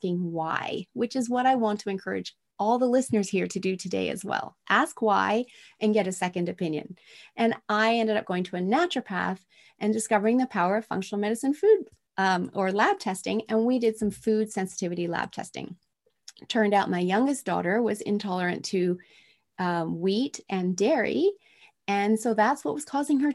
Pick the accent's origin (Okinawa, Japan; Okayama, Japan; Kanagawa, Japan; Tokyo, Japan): Tokyo, Japan; moved away; I was raised in Tokyo, Japan in the 70s